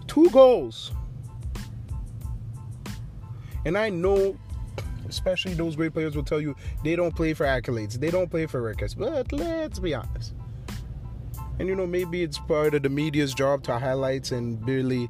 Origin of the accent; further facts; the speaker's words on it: Haiti; my home country, Haiti